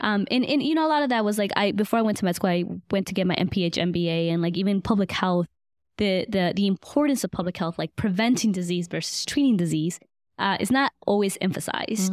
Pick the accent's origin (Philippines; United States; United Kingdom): United States; Buford Highway, Georgia; also born or lived in Guatemala; I grew up on Buford Highway," which is literally, like, fifteen minutes away from Emory